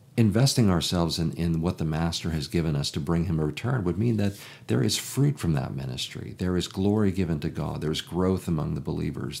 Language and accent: English; Chicago, Illinois, United States; I'm from Chicago